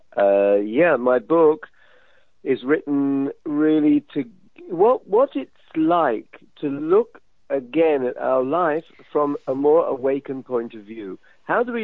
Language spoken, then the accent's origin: English; London, United Kingdom; moved away; also born or lived in Israel; when I was, I guess, 7, growing up in London